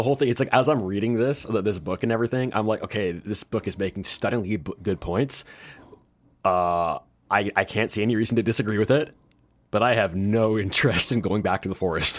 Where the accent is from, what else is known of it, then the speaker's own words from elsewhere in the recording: Canada; moved away; I'm Canadian. I'm from he, uh, I moved here. All my family's up there